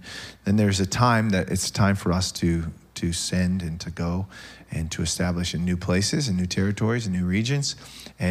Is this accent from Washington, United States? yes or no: yes; Tacoma, Washington, United States; I'm from Tacoma